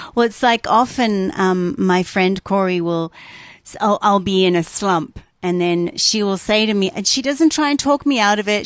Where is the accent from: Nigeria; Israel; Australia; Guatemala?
Australia; moved away; I grew up in Australia